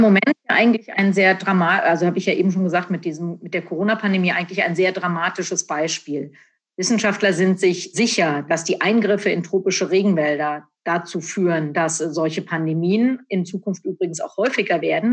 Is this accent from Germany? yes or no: yes; Frankfurt, Hesse, Germany; Also ich bin in Frankfurt aufgewachsen, in, in der Nähe von Frankfurt.